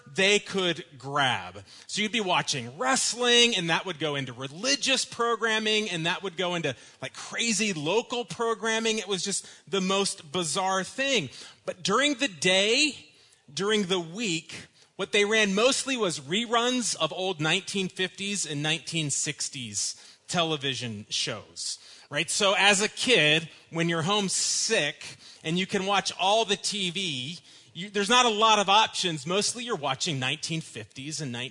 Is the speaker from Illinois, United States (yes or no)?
no; Dallas, Texas, United States; when I was growing up in Dallas in the 1980s